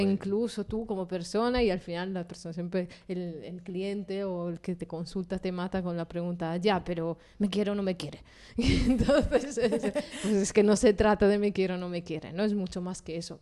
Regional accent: Italy; moved away; yo soy italiana

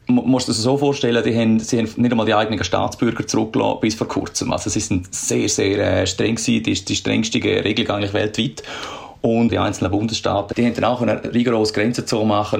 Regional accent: Switzerland; moved away as an adult; now in Australia; in der Schweiz, in meiner Heimat

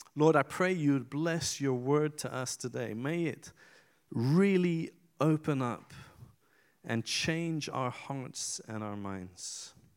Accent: Iran; moved away; I was born in Iran in 1974.

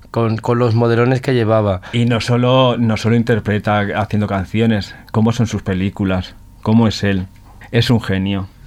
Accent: Spain; porque es folclórica, como somos las españolas folclóricas, entonces él lleva eso en su interior.

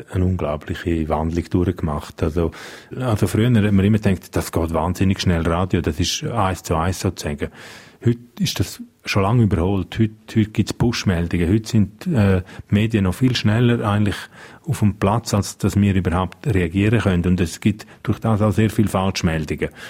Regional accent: Graubünden, Switzerland; first language Romansh; German is a second language; now in Zürich, Switzerland; Ich bin da aufgewachsen, ich gehöre daher, meine Muttersprache ist und bleibt romanisch. Ich, ich fühle mich auch da verbunden. Ich will aber auch Zürich nicht missen. Ich finde Zürich eine unglaublich schöne und spannende Stadt. Also ich glaube, jeder, der vom Engadin mal auf Zürich kommt

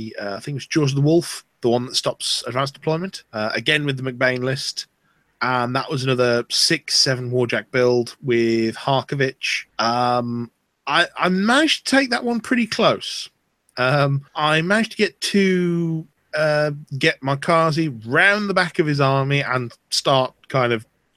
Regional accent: Bolton, North West England, United Kingdom; moved away; also born or lived in Midlands / Wales; moved from Bolton to the Midlands, then spent 5 years in Wales, and now a few years in the South. Mm. So my accent is somewhat of a conglomeration of things.

